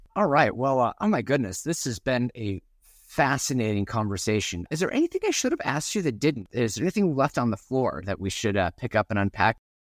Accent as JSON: {"language": "English", "town": "Gresham", "region": "Oregon", "country": "United States", "tie": "born or raised there", "said": "I live in the Pacific Northwest, and I grew up in Gresham, which is right next to Hood River"}